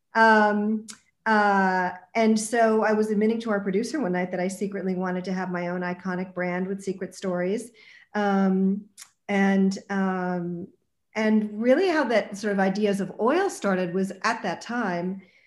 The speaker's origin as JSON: {"language": "English", "town": "Montreal", "region": "Quebec", "country": "Canada", "tie": "born or raised there", "said": "growing up in Montreal"}